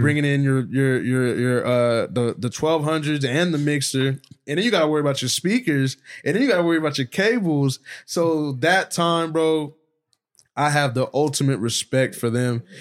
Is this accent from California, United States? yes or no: yes; Stockton, California, United States; also born or lived in Hayward, California; I grew up on the north side of Stockton